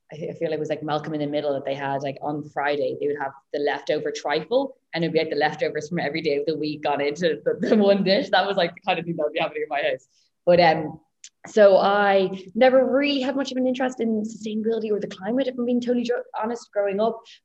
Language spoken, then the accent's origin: English; Dublin, Leinster, Ireland; I grew up in Dublin.